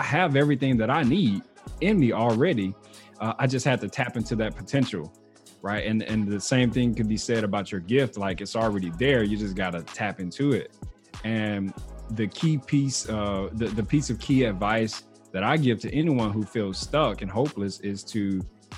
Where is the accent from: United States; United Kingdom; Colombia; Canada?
United States; Mississippi; moved away as an adult; now in Texas, United States; I was born and raised in Mississippi